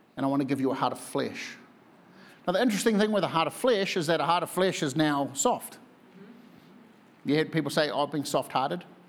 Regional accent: New Zealand; moved away as an adult; I'm from New Zealand

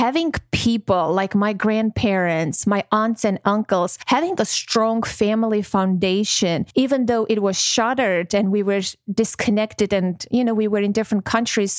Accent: Armenia; born or raised there; moved away; also born or lived in Georgia / Moscow, Russia

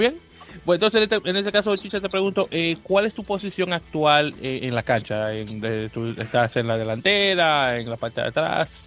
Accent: Santo Domingo, Distrito Nacional, Dominican Republic; En República Dominicana, de donde yo soy, que no sé si no, te lo llega a mencionar, que soy de Santo Domingo de Guzmán

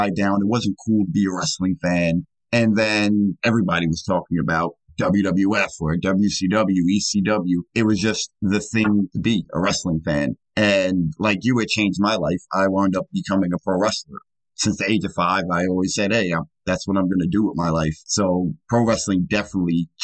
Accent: New York, United States; I grew up in New York

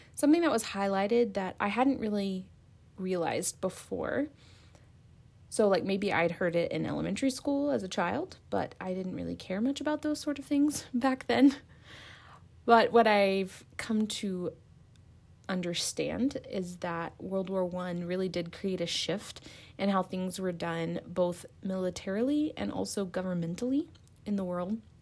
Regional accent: Chicago, Illinois, United States; I'm from Chicago, Illinois

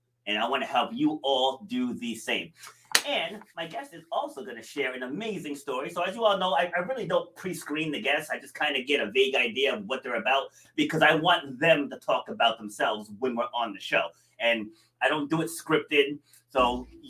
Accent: Rhode Island, United States; also born or lived in Far Rockaway, New York; raised up here in Little Rudy, though. So big difference from, you know, the big, fast-moving city. And I grew up in the woods in Rhode Island

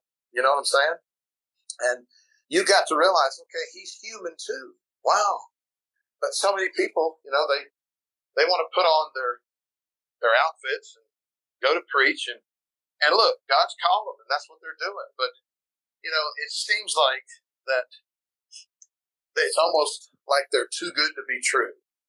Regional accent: Pensacola, Florida, United States; now in South Carolina, United States; went to my hometown in Pensacola, was there for a little while, went to Cleveland, Tennessee, there for a little bit, went to Kentucky, there for a while, and then North Carolina. And now we've been in South Carolina for 14 years.

